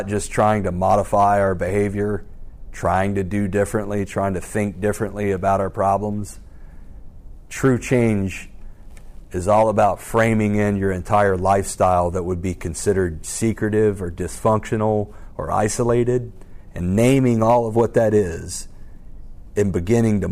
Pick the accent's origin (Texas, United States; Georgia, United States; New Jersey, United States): Georgia, United States; Alpharetta; I grew up in Alpharetta, Roswell area.